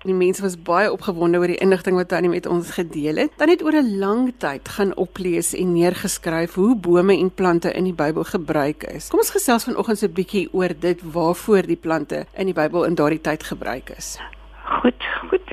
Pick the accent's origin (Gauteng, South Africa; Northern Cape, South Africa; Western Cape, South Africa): Gauteng, South Africa; as 'n kind het ek ek in Gauteng groot geword